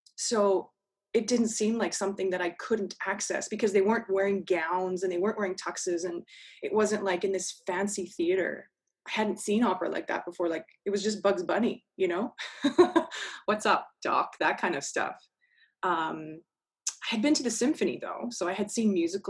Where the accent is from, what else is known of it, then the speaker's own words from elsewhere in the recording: Fraser Valley, outside Vancouver, British Columbia, Canada; moved away; I grew up out west. So outside of Vancouver, about an hour or so in the Fraser Valley